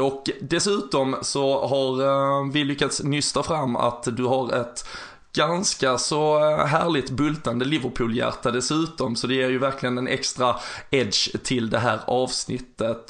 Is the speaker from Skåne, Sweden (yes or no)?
yes; Malmö, Skåne, Sweden; jag är ju själv från eh, Malmö